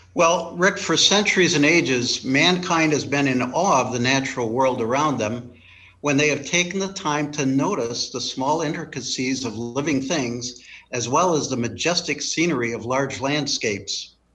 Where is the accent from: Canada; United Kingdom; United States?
United States; Michigan; moved away as an adult; also born or lived in Omaha, Nebraska; I grew up in Michigan